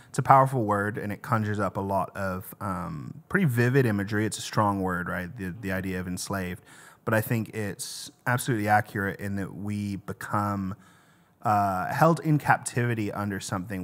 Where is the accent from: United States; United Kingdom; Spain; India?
United Kingdom; England; moved away; I'm from England originally